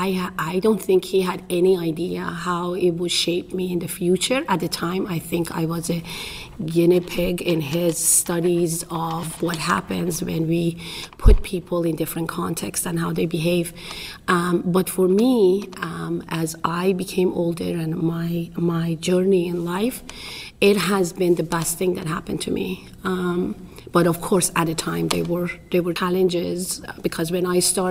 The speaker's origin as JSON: {"language": "English", "country": "Iran", "second_language": "English", "moved": "as an adult", "lives_now": "United States", "said": "I'm originally from Iran."}